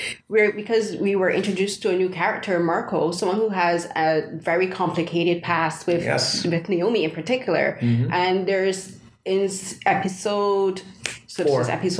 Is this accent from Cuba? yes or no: no; Barbados; because I'm an immigrant. {S1} Yeah, {S0} I'm from Barbados.